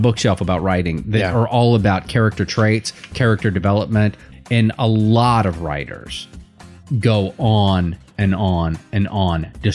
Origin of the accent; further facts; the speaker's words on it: United States; I'm an American.